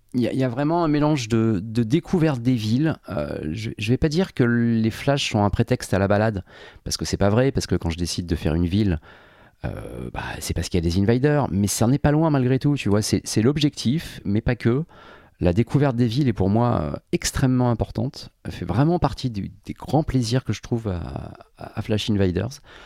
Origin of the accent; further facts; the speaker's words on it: Paris, Île-de-France, France; Je suis parisien depuis, euh, depuis, depuis gamin. Enfin, parisien ou banlieusard suivant les périodes.